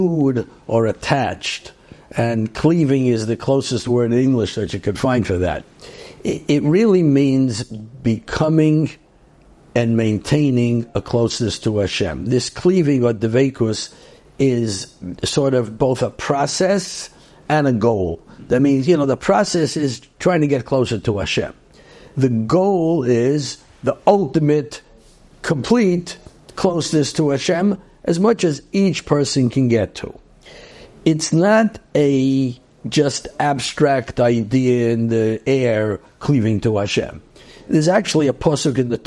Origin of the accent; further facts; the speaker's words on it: New York City, New York, United States; also born or lived in Brooklyn; I grew up actually in Queens